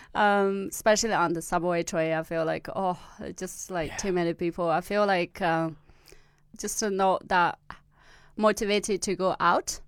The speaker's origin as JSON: {"language": "English", "region": "Gansu", "country": "China", "tie": "born or raised there", "also_born_or_lived": "Australia", "first_language": "Amdo Tibetan", "second_language": "English", "moved": "as an adult", "said": "in my hometown in Gansu, the Tibetan area"}